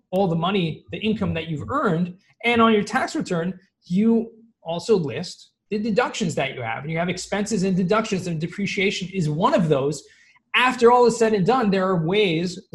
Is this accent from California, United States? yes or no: yes; Los Angeles, California, United States; moved away; I actually grew up in Southern California